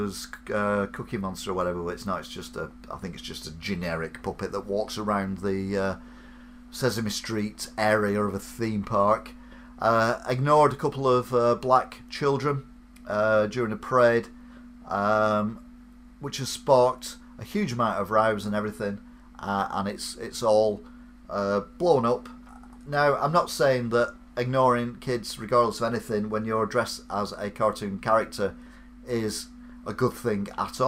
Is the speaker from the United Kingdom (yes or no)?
yes; England, United Kingdom; I'm English